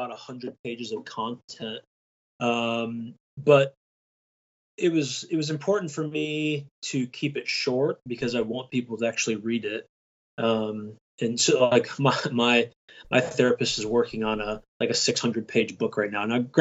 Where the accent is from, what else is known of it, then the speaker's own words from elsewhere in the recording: Michigan, United States; I'm from Michigan. I live about 25 minutes northwest of Detroit.